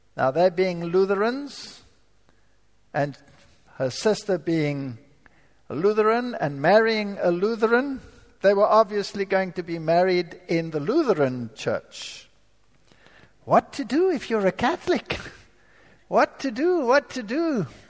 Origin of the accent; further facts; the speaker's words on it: South Africa; moved away; I was born in Africa, so I'm not a German German. I'm a German with a stamp which says made in South Africa